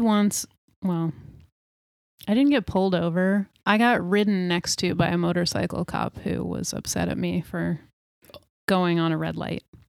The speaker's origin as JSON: {"language": "English", "region": "New York", "country": "United States", "tie": "born or raised there", "moved": "yes", "lives_now": "Portland, United States", "said": "I grew up in New York State"}